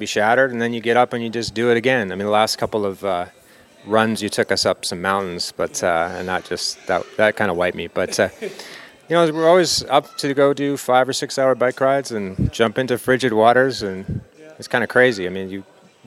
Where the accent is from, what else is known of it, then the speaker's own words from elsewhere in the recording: Vancouver, British Columbia, Canada; moved away as an adult; now in Arizona, United States; I'm originally from Vancouver, so this is a return home for me. But I've lived in Arizona for the last 12 years.